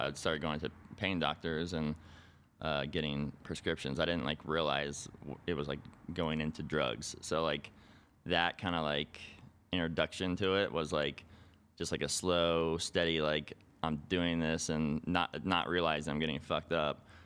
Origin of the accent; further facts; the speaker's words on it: Boulder City, Nevada, United States; I'm from a little town called Boulder City, which is right outside of Las Vegas